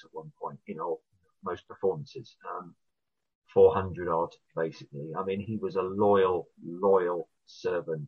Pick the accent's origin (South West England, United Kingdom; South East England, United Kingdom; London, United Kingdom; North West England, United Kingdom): South East England, United Kingdom; Sussex; I grew up in Sussex, but, you know, my dad and a lot of my family were from Wales